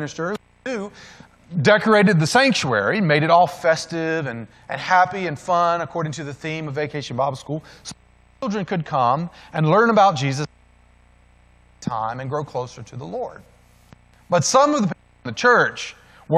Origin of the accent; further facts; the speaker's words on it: the South, United States; In my hometown where I grew up, you can still go back to Central City Park, and there they still have separate water fountains